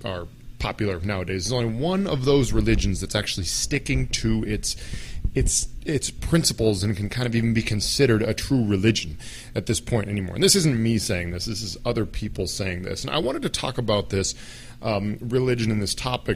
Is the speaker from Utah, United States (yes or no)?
no; Minnesota, United States; also born or lived in Middle East; I am a guy from Minnesota